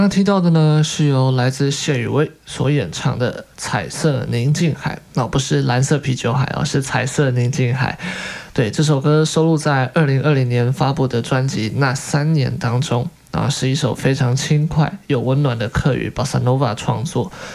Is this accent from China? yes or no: no; Taiwan; 我们身在台湾